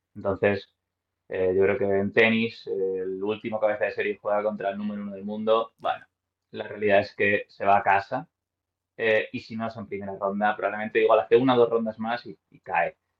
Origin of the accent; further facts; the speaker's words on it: Madrid, Community of Madrid, Spain; yo soy de Madrid, tengo 34 años